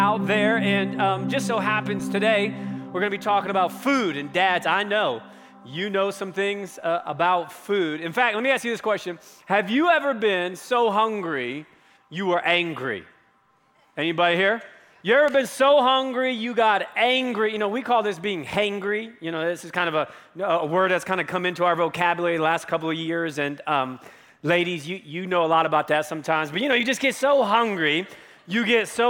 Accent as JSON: {"language": "English", "area": "near Hershey", "region": "Pennsylvania", "country": "United States", "tie": "born or raised there", "moved": "yes", "lives_now": "Colorado, United States", "said": "in my middle school, high school years, I grew up in Pennsylvania, very close to a town called Hershey, Pennsylvania"}